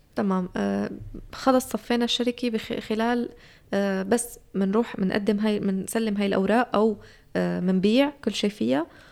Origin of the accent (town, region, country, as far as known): Syria; now in Turkey